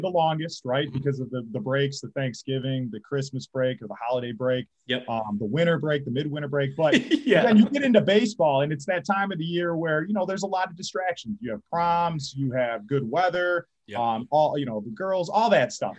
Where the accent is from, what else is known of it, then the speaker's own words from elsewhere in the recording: St. Clair Shores, Michigan, United States; I'm originally from St. Clair Shores, Michigan. Once upon a time, I graduated Lakeshore High School